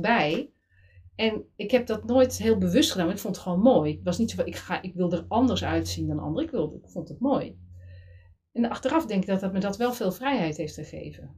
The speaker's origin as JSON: {"language": "Dutch", "town": "Middelburg", "region": "Zeeland", "country": "Netherlands", "said": "ik kom uit Zeeland, Middelburg, een beetje provinciaal"}